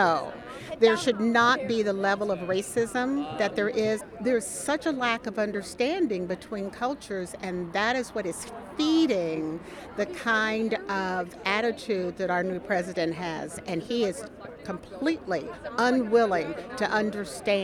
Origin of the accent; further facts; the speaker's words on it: Indianapolis, Indiana, United States; from Indianapolis, Indiana